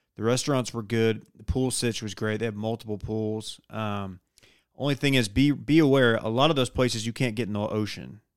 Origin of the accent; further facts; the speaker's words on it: Dallas, Texas, United States; also born or lived in Austin; I'm from the Dallas area